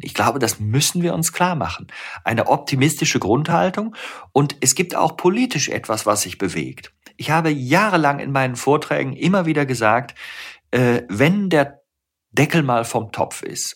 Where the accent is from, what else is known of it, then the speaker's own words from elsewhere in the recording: Rhineland, Germany; ich bin ja Rheinländer, ich bin im Rheinland geboren